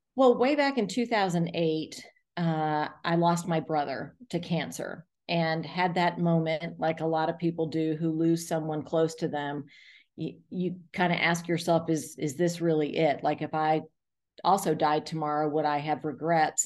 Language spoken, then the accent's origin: English; South Florida, United States; now in Atlanta, United States; I grew up in South Florida